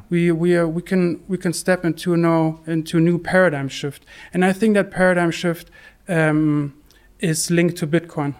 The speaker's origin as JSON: {"language": "English", "country": "Germany", "also_born_or_lived": "Bath", "said": "I'm from, from Germany."}